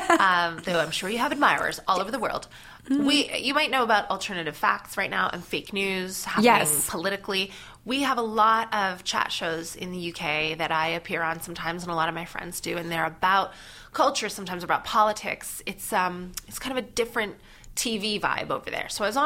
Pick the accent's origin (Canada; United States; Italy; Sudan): Canada; now in United Kingdom; and I'm Canadian, but I wasn't really doing comedy there. I'm a British comic with this accent.